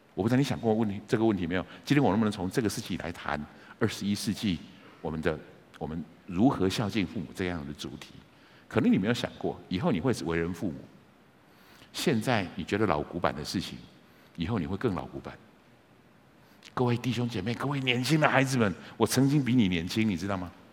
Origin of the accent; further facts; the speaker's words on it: Taiwan; 我们在台湾的讲法常会这么说，你是几年级的，你是几年级？就像是我是民国五十几年出生的，所以我是五年级的